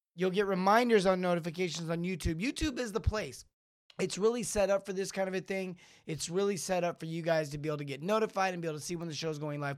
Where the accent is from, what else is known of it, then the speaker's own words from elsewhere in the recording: Los Angeles, California, United States; growing up in L